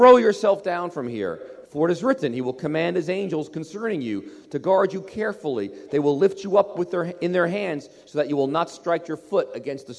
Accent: United States; I was raised in America

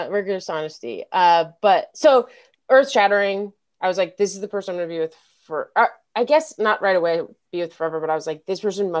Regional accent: Denver, Colorado, United States; moved away; I'm from Denver.

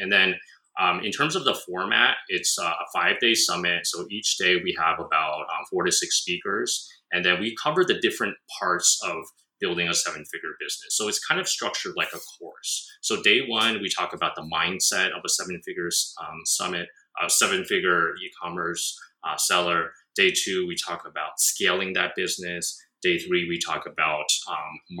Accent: United States; moved away as an adult; also born or lived in Shanghai, China; now in Japan; I'm from America

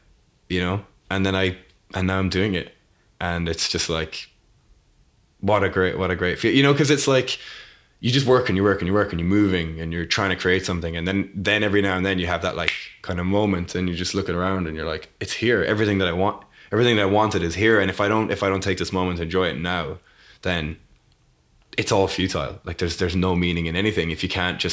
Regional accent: Leap, Munster, Ireland; moved away as an adult; also born or lived in United Kingdom; to grow up there

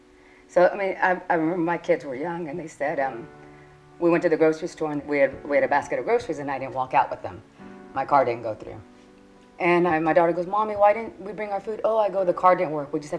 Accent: Corpus Christi, Texas, United States; first language Spanish; English is a second language; now in Houston, United States; I was born in Corpus Christi, Texas

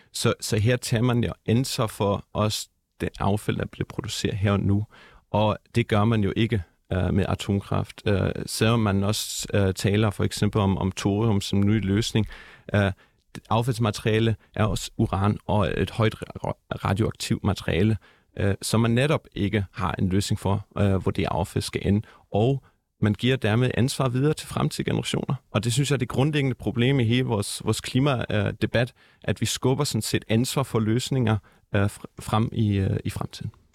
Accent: Germany; now in Denmark; jeg er opvokset i Tyskland

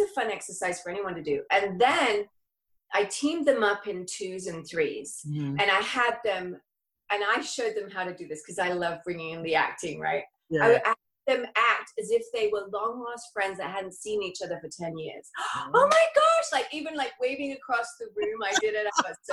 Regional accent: England, United Kingdom; moved away as an adult; now in La Quinta, United States; I'm from England. I've been here since I was 19 and I just turned 50 last year.

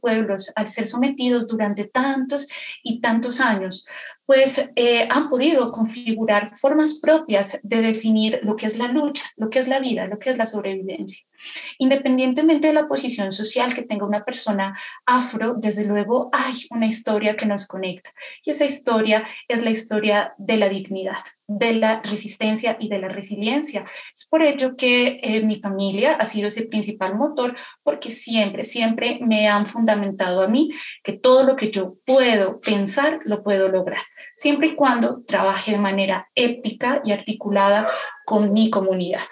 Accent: Pasto, Nariño, Colombia; soy de la ciudad de Pasto, Nariño, Colombia

